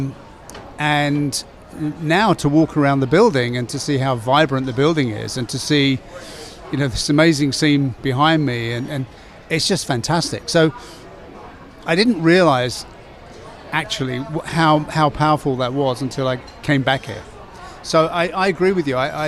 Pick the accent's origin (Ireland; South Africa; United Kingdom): United Kingdom; England; moved away as an adult; now in Chicago, United States; I'm an English guy